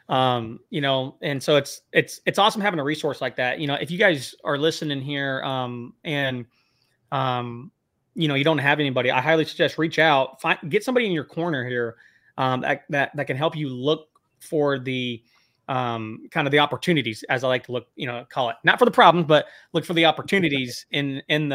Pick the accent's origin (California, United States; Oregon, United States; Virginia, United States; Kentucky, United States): California, United States; Temecula; moved away; also born or lived in Bakersfield; I grew up in the Temecula area